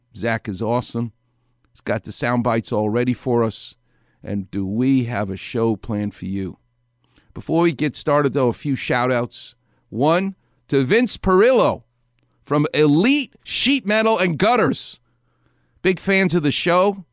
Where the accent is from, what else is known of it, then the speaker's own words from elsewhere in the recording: New York City, New York, United States; I'm from New York City.